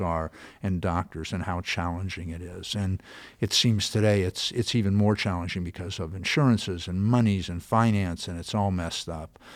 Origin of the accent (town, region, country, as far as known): California, United States; born or raised there